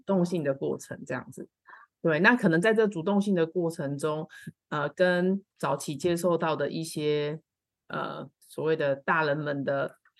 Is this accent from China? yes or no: no; Kaohsiung, Taiwan; 因为我本身是高雄人啦